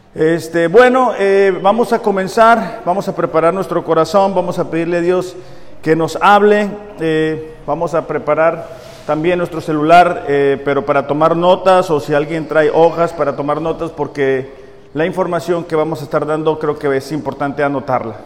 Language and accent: Spanish; Mexicali, Baja California, Mexico; moved away as an adult; yo soy de Mexicali